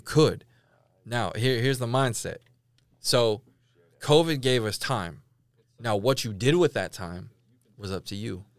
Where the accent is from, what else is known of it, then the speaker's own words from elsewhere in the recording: California, United States; moved away as an adult; now in Tulsa, United States; I'm from Cali